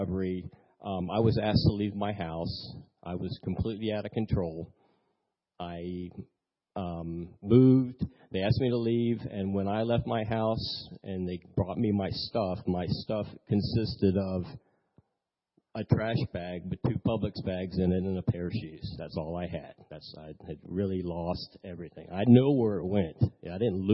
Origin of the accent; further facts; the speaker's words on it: Maitland, Florida, United States; also born or lived in Lakeland, Florida; I was born in Lakeland. I moved up here in 1970, and we came to this church.